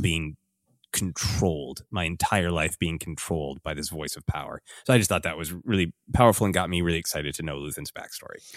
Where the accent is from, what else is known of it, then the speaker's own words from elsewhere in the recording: Minnesota, United States; my cultural life uh, growing up in Minnesota